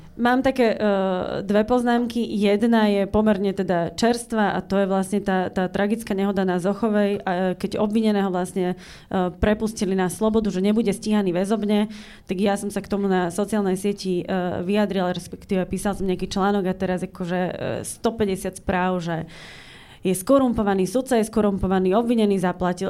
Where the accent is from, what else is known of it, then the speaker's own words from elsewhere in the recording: eastern Slovakia, Slovakia; ja pochádzam z východného Slovenska a ja mám odmala vlastne v ušiach takéto východňarské nedalobiše